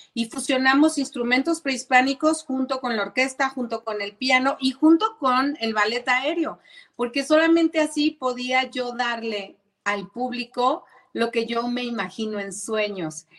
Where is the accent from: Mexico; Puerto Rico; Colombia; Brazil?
Mexico; Zapopan, Jalisco; quiero agradecerle a mi tierra, sí quiero agradecerle a Zapopan